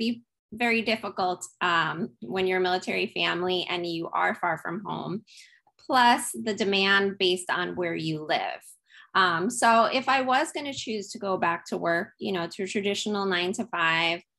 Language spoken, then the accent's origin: English; New York, United States; moved away as an adult; now in Kaneohe, United States; I'm also originally from New York, which you gentlemen are as well. But yes, I'm in beautiful Oahu in Kaneohe, Hawaii